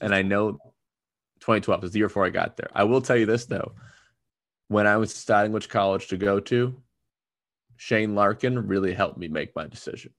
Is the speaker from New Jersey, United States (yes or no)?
yes; New Jersey, United States; moved away as an adult; also born or lived in Miami; I was from New Jersey.